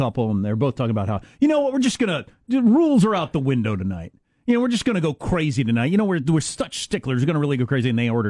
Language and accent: English; Kansas, United States; My home state of Kansas, where I went to high school and college, Seinfeld is the number one thing they hate.